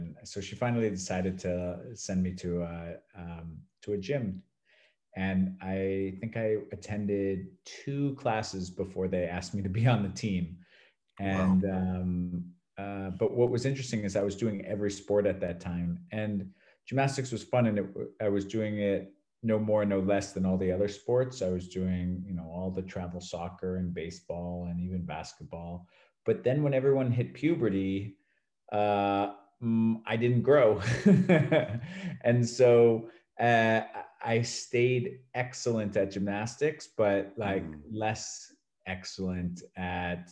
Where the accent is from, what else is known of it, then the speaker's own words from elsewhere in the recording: Acton, Massachusetts, United States; moved away as an adult; also born or lived in New York area; now in Valencia, Spain; I was born and raised in Massachusetts, in the suburbs outside of Boston